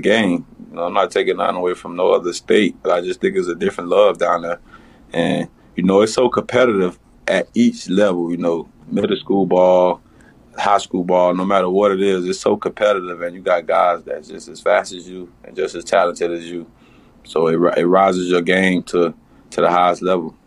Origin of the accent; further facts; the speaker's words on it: Miami, Florida, United States; I'm from Miami